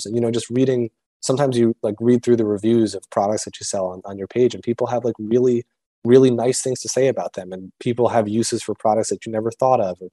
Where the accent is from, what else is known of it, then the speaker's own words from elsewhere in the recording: Connecticut, United States; moved away as an adult; also born or lived in Richmond, Virginia; now in Boston, United States; So I grew up in Connecticut, and I grew up on the New York side of Connecticut